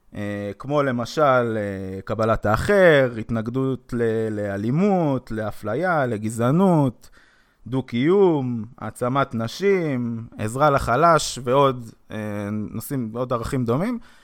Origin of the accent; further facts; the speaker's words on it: Jerusalem, Jerusalem District, Israel; בגדול אני ירושלמי, נולדתי בירושלים